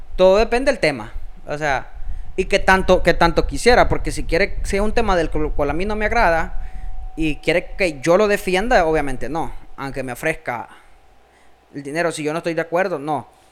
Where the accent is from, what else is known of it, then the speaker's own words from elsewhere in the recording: El Salvador; somos dos personas salvadoreñas